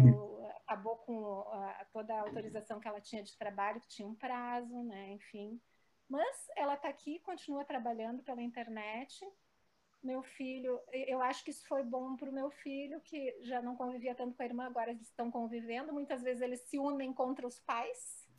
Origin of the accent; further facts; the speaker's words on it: Porto Alegre, Rio Grande do Sul, Brazil; nasci em Porto Alegre, também sou muito metropolitana.